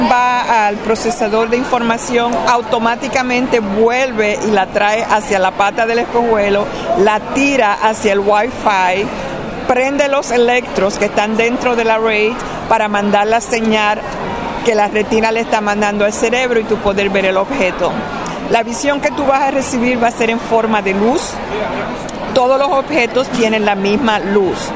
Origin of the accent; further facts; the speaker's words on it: Morovis, Puerto Rico; Soy de Morovis, encantada de ayudarlos y poder pasar la información.